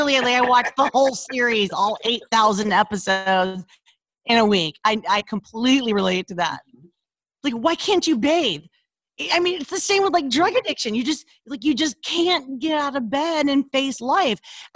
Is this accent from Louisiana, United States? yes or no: yes; Louisiana, United States; now in Los Angeles, United States; So the minute I was called out for my accent, because it was, you know, it was really thick. when we moved to Los Angeles, I lost it.